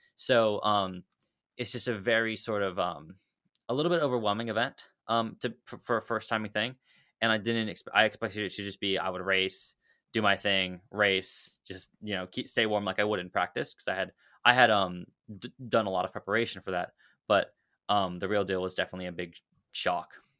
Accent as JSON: {"language": "English", "town": "Dallas", "region": "Texas", "country": "United States", "said": "I'm from Dallas, Texas"}